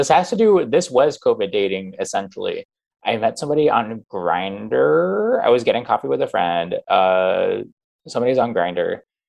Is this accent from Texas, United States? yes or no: no; Phoenix, Arizona, United States; now in New York, United States; I'm from Phoenix.